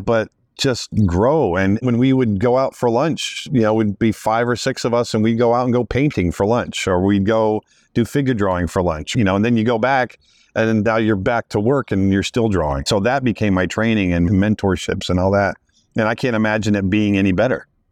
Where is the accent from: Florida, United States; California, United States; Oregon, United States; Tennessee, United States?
Florida, United States; the Everglades; I grew up out in the Everglades in the little trailer